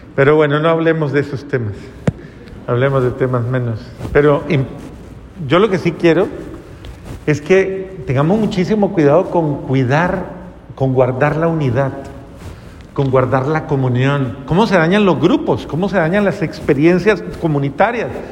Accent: Colombia; yo soy colombiano

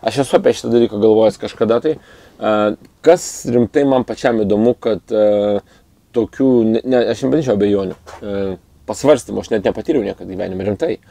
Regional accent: Lithuania; gavau pasą dėl to gimimo Lietuvoje.

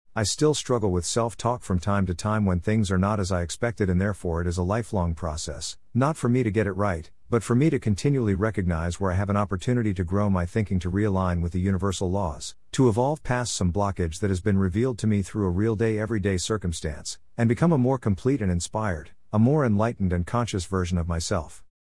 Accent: Australia; I'm a person from the Australian outback

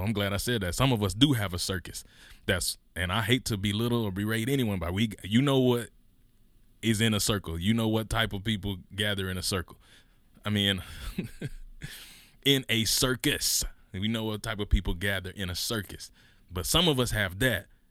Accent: Mississippi, United States; we grew up in Mississippi, which is one of the poorest states in the union

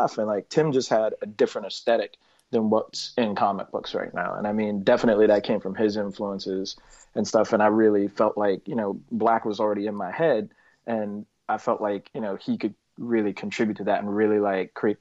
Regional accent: New York City, New York, United States; I grew up in Park Slope, you know, when it wasn't quite so nice in a lot of parts.

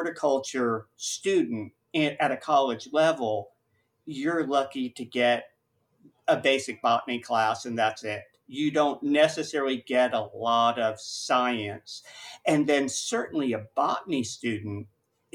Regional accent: Augusta, Georgia, United States; now in Florida, United States; when I was 6 or 7 growing up in Augusta, Georgia

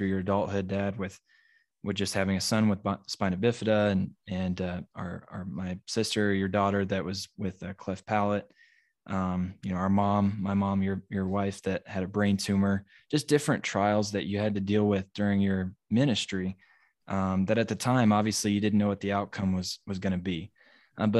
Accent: United States; I'm an American through and through.

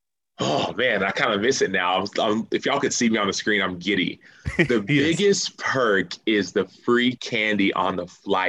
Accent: Dallas, Texas, United States; moved away as an adult; now in Chicago, United States; I'm a Texan, bro. You got to understand. I'm got a Dallas area code, 214. Got Texas plates, Texas driver's license

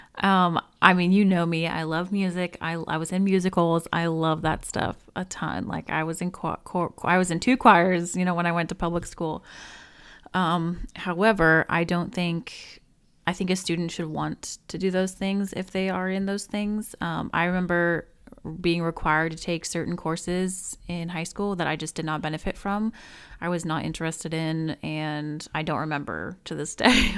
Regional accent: Alaska, United States; I was born in Alaska

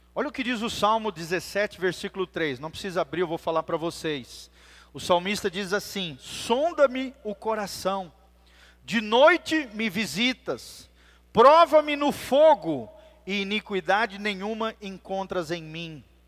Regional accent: Blumenau, Santa Catarina, Brazil; moved away; also born or lived in Moarama (uncertain ASR spelling); Quando eu vou visitar Blumenau, que é minha cidade natal, eu não me sinto mais de lá

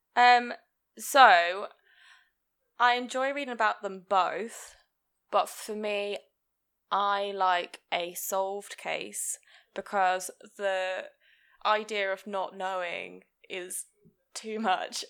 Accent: Hereford, West Midlands, United Kingdom; I'm from Hereford

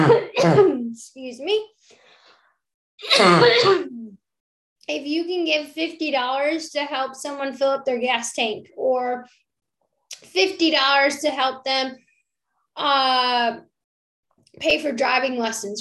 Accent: Rochester, New York, United States; now in Eastern North Carolina, United States; I grew up in Rochester, New York, which a lot of people might not hear about it, but it's upstate New York

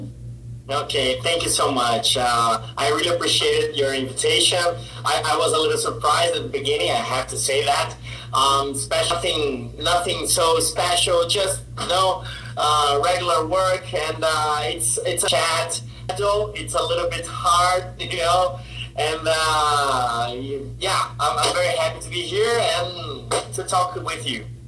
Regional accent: São Paulo, Brazil; also born or lived in Fortaleza; I am from Sao Paulo originally

